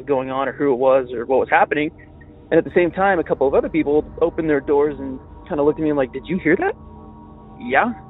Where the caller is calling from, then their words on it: Utah, United States; I'm calling you from Utah.